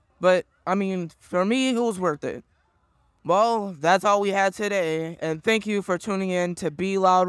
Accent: Atlanta, Georgia, United States; now in New Orleans, United States; This was like the second place I lived in. First time I was born and living in Atlanta.

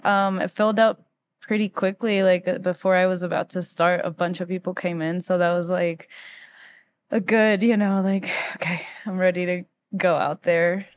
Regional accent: Quito, Pichincha, Ecuador; moved away as an adult; also born or lived in Philadelphia; now in Denver, United States; I was born in Quito, Ecuador in nineteen ninety-three. Um, And I grew up in Ecuador most of my life except for three years when my dad was doing his master's degree that we moved to Philadelphia.

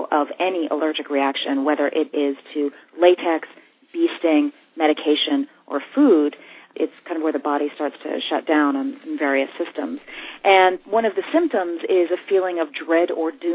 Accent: New York City, New York, United States; I grew up here in New York City

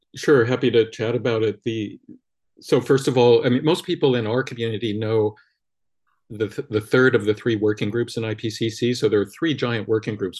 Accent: Los Angeles, California, United States; born and raised in Los Angeles, Hollywood Hills

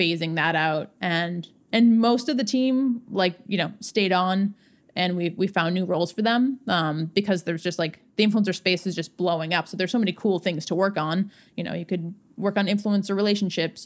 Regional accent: Swampscott, Massachusetts, United States; I grew up outside of Boston, uh, in Swampscott, Massachusetts.

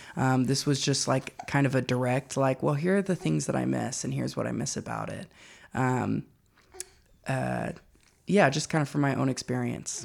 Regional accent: Louisville, Kentucky, United States; moved away as an adult; now in Knoxville, United States; I'm from Louisville, Kentucky, which is where I uh, spent the first 18 years of my life.

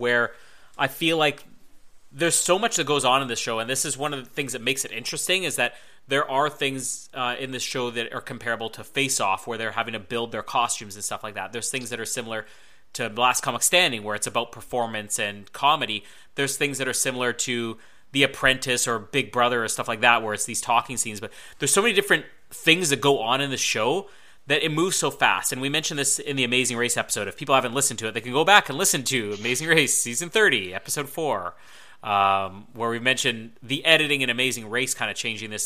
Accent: Canada; I'm Canadian

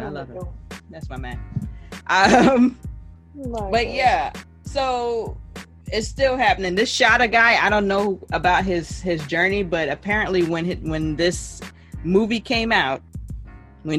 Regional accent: Jamaica; now in United States; I'm Jamaican.

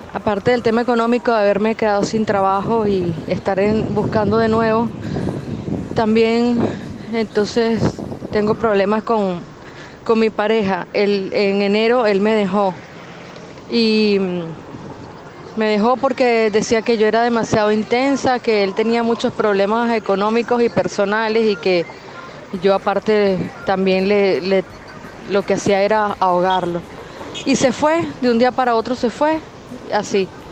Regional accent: Venezuela; moved away as an adult; now in Peru; soy una venezolana que vive en Perú hace dos años

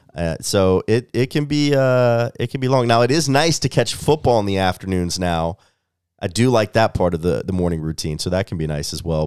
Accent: Memphis, Tennessee, United States; moved away as an adult; also born or lived in Missouri; now in Nashville, United States; I'm a Tennessee boy, as you said, growing up in Memphis

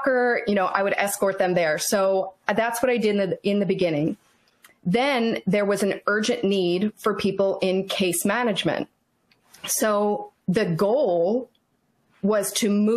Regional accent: Virginia, United States; also born or lived in Fort Benning, Georgia / Fort Sill, Oklahoma; we moved back to Virginia after that. And I've lived in Virginia most of my life. I went to James Madison University. And, I would call myself a native Virginian, even though I was born at Fort Benning

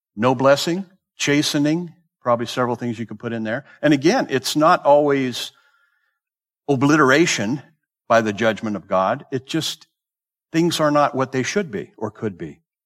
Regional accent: Southern California, United States; also born or lived in the South / Bay Area; I grew up in Southern California.

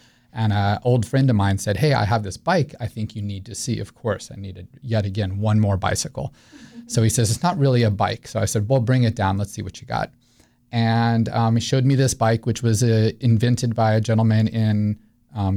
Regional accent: Albuquerque, New Mexico, United States; moved away as an adult; also born or lived in Missouri / New England; now in Winter Park, United States; I grew up in New Mexico. All my formative years there

